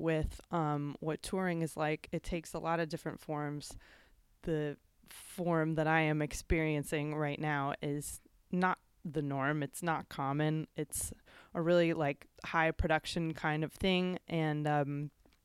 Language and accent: English; Chicago, Illinois, United States; I grew up in the Chicago area mainly.